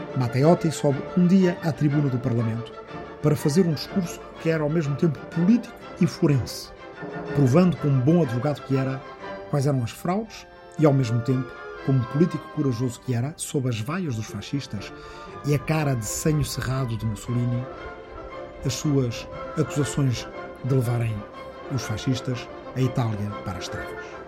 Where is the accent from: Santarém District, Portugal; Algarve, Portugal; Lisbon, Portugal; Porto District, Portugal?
Santarém District, Portugal; Arrifana; na minha aldeia de Arrifana, no Ribatejo